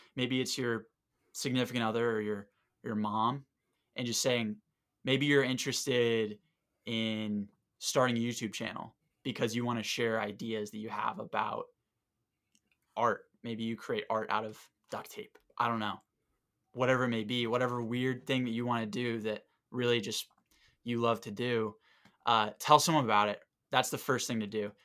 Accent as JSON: {"language": "English", "region": "Southwest Florida", "country": "United States", "moved": "yes", "said": "I'm from Southwest Florida"}